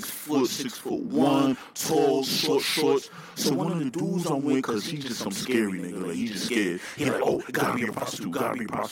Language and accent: English; New York, United States; we're from New York.